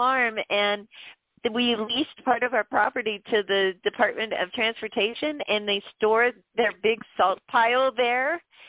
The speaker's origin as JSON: {"language": "English", "region": "Pennsylvania", "country": "United States", "tie": "born or raised there", "said": "but I grew up in Pennsylvania."}